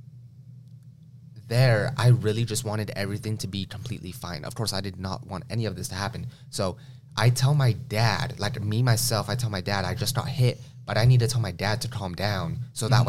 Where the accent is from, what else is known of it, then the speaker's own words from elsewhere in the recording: Las Vegas, Nevada, United States; I was born in Las Vegas, Nevada